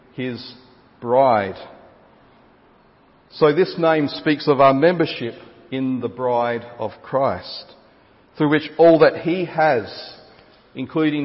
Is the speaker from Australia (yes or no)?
yes; Gawler, South Australia, Australia; of Gawler, my hometown